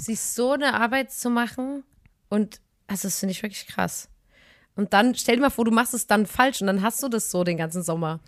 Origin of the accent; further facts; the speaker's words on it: Chemnitz, Saxony, Germany; in der Stadt ein Eis bei uns in Chemnitz.